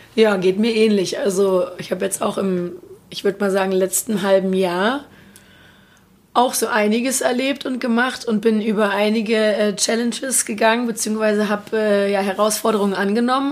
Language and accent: German; Berlin, Germany; ich bin ähm, aus Berlin, lebe da auch noch